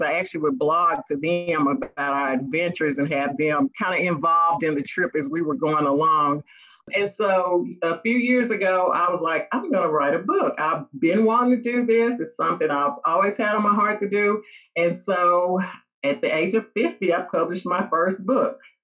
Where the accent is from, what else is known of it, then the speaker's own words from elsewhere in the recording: Mount Juliet, Tennessee, United States; also born or lived in Nashville, Tennessee; I grew up in Mount Juliet, um, left there for a little while, lived in Nashville for a couple years, and then moved back to Mount Juliet